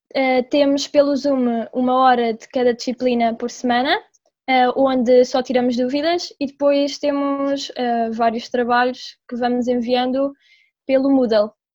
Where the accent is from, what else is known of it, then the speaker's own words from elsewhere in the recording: Mafra, Lisbon, Portugal; sou de Mafra